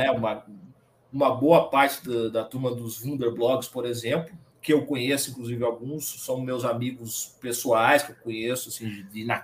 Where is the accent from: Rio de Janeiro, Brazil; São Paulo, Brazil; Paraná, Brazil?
Paraná, Brazil; Curitiba; now in Belo Horizonte, Brazil; eu sou natural de Curitiba, Paraná. Tenho 36 anos, atualmente moro em Belo Horizonte, estado de Minas Gerais.